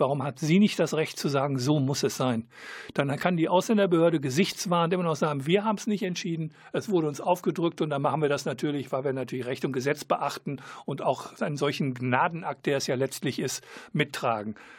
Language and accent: German; Germany; als Deutscher bin ich